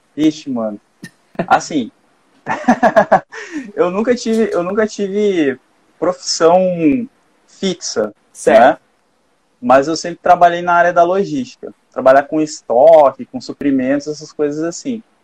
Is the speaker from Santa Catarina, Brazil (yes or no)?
no; Gaúcho, Rio Grande do Sul, Brazil; eu sou gaúcho